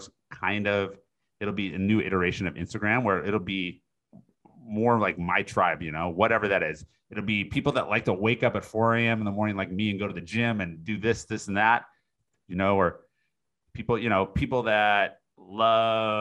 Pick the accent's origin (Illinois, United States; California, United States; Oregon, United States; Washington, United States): Washington, United States; Seattle; moved away; I'm originally from Seattle.